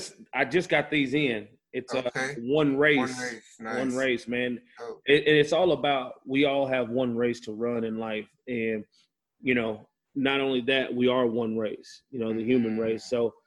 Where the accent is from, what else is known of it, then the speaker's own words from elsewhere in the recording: United States; one of the first time an American Indian was tried was in my hometown in the U.S.